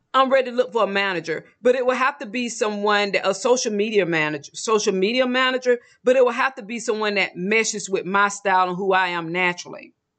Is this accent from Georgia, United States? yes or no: yes; Georgia, United States; also born or lived in Mexico; now in Texas, United States; I'm originally from Georgia